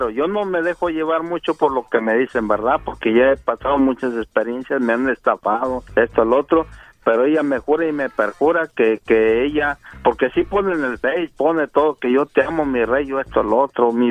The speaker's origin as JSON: {"language": "Spanish", "region": "Guerrero", "country": "Mexico", "said": "De Guerrero."}